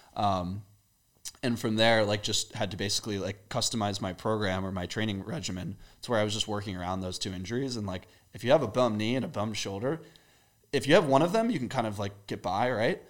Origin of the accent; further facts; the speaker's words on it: Maryland, United States; moved away as an adult; also born or lived in England; now in Austin, United States; I grew up, uh, in the Maryland area. Before that, I was born in England